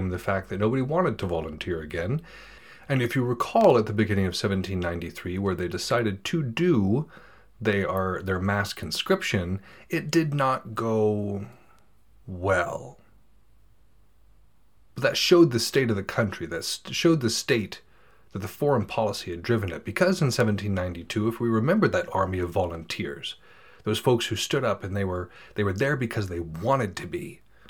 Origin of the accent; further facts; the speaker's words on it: United States; As an American